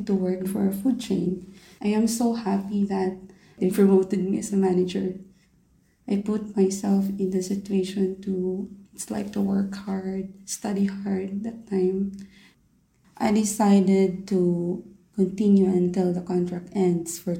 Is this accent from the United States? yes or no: no; Philippines; moved away as an adult; now in Doha, Qatar; I'm 29 years old and I'm from the Philippines